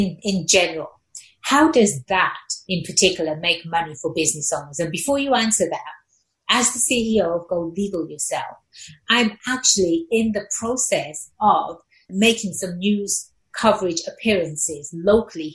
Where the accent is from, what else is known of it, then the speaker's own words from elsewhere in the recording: England, United Kingdom; growing up in England, and in my English class